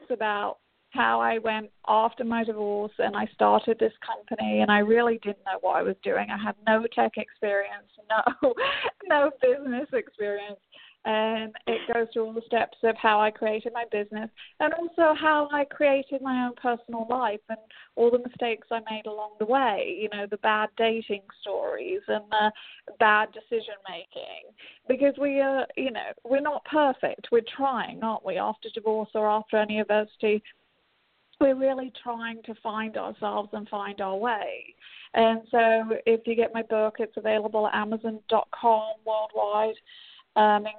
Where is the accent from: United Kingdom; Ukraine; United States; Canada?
United Kingdom; England; moved away; I'm English, so I get to take my company back to my homeland, kind